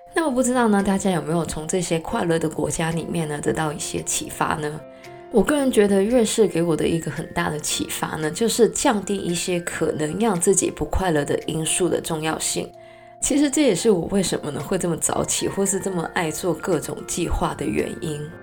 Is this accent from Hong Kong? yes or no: yes; Hong Kong; 作为一个香港人呢，我的河南的发音呢是非常不标准的